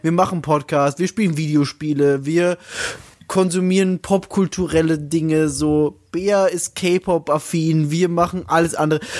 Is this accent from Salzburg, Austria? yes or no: yes; Salzburg, Austria; ich komme aus Salzburg